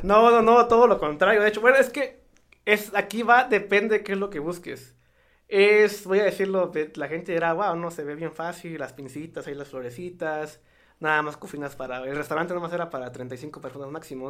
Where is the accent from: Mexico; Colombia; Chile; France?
Mexico; Santiago Matatlán, Oaxaca; born or raised there; moved away as an adult; also born or lived in United States